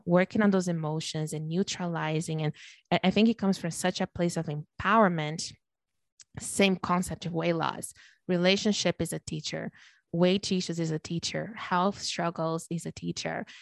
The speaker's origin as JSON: {"language": "English", "country": "Brazil", "tie": "born or raised there", "moved": "yes", "lives_now": "Canada", "said": "I'm born and raised in Brazil, I live in Canada now"}